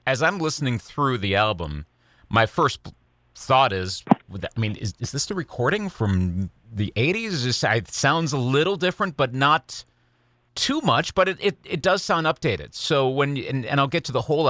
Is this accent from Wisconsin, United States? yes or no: yes; Eau Claire, Wisconsin, United States; In Eau Claire, Wisconsin, my hometown